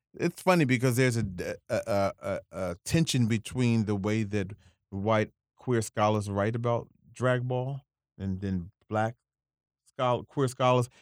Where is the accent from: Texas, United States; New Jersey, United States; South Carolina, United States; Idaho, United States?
New Jersey, United States; Camden; moved away as an adult; now in New York, United States; I grew up in Camden, uh, uh, moved to New York 20 years ago